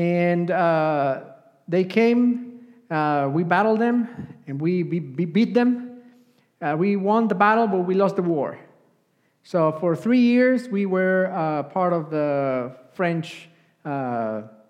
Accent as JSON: {"language": "English", "region": "Puebla", "country": "Mexico", "tie": "born or raised there", "second_language": "English", "moved": "yes", "said": "I grew up in Mexico, Puebla, Mexico. That's where I come from"}